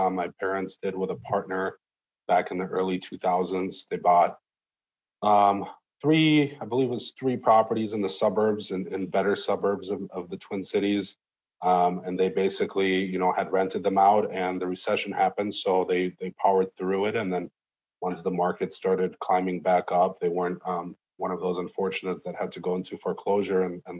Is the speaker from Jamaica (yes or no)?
no; Moscow, Russia; now in United States; But originally we're from Moscow, Russia.